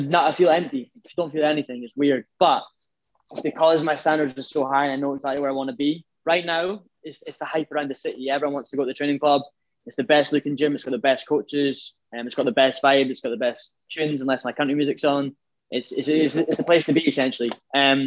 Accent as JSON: {"language": "English", "region": "Scotland", "country": "United Kingdom"}